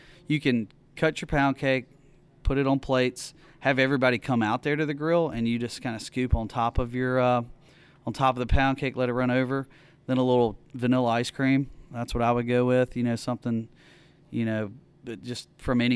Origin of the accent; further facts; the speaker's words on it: Oxford, Mississippi, United States; also born or lived in New Orleans; I'm from Oxford, so I grew up again with Bud Light, Coors Light